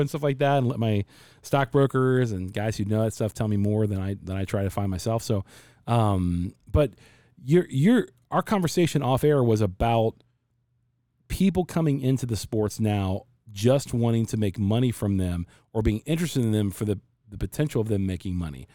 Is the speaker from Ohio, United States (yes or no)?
yes; Cincinnati, Ohio, United States; now in Arizona, United States; I'm from Cincinnati and I live in Arizona